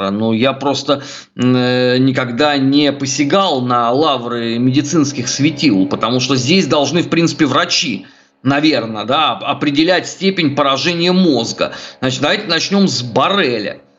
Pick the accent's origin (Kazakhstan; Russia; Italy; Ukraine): Russia; Я родился, а, вырос а, в России. Для меня все родное русское. Я надеюсь здесь умереть, а не в Швейцариях.